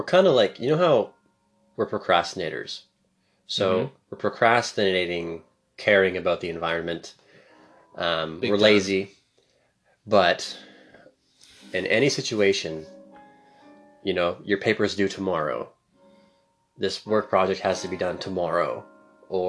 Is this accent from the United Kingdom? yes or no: no; Canada; I'm obviously super Canadian